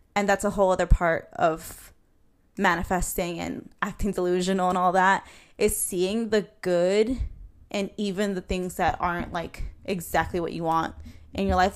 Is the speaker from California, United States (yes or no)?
no; New York City, New York, United States; I'm from Queens, New York